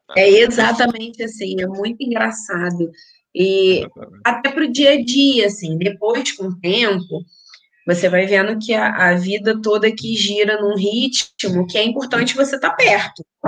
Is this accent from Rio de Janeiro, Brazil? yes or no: yes; Niterói, Rio de Janeiro, Brazil; accent: Rio de Janeiro; moved away as an adult; also born or lived in São Gonçalo; now in Vila do Conde, Portugal; a gente é de Niterói, Aham. então, Niterói, São Gonçalo foi onde a gente passou a vida